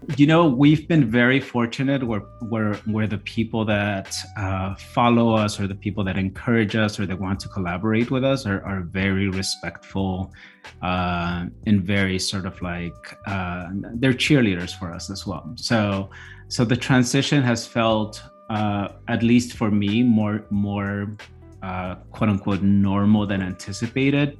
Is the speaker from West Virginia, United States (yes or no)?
no; Chicago, Illinois, United States; English is a second language; also born or lived in Mexico; we landed in Pilsen. That's where I grew up.